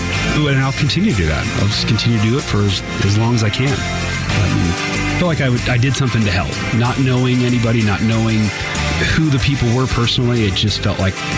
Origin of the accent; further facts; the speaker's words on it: Phoenix, Arizona, United States; moved away as an adult; also born or lived in Colorado / California; my hometown of Phoenix area